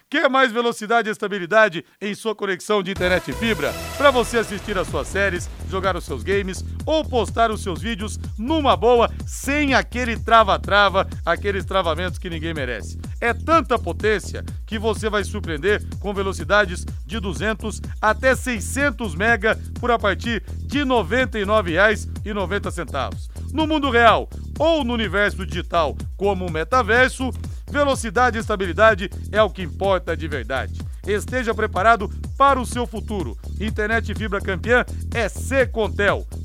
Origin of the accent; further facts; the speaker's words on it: Belo Horizonte, Minas Gerais, Brazil; now in Londrina, Brazil; Moro em Londrina há 47 anos. Vim de Belo Horizonte.